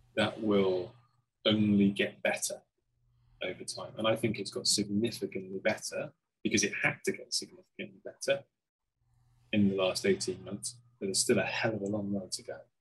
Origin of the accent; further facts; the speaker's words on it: Cheltenham, South West England, United Kingdom; my background is a pub in my hometown, Cheltenham